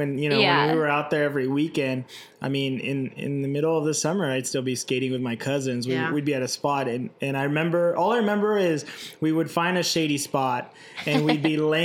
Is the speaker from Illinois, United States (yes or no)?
no; Indio, California, United States; growing up in Indio